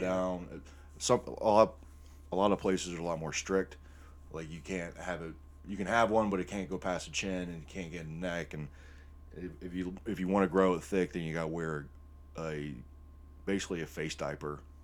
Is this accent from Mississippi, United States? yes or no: no; Northwest Ohio, United States; growing up in Northwest Ohio